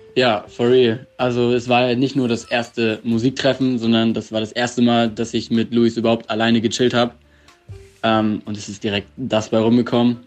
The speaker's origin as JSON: {"language": "German", "town": "Preetz", "region": "Schleswig-Holstein", "country": "Germany", "said": "ich bin 20 Jahre alt und komme aus Preetz"}